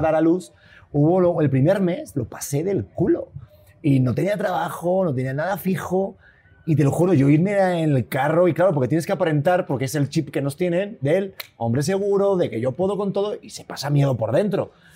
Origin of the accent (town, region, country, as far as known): Spain; accent: Spanish; now in Mexico City, Mexico